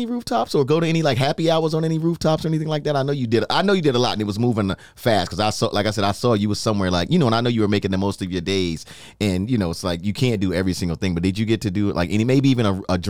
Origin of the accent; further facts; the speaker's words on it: New York City, New York, United States; now in Florida, United States; Well, I'm growing up in New York.